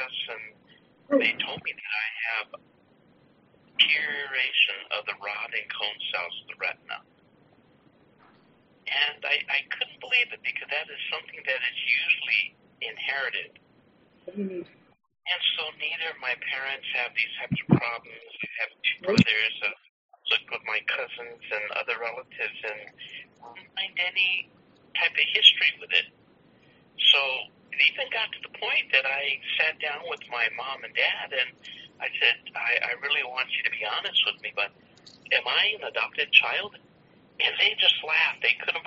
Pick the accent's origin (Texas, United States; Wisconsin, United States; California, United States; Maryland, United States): California, United States; Los Angeles; I grew up in Los Angeles, and my parents, like all of my relatives, we were all gardeners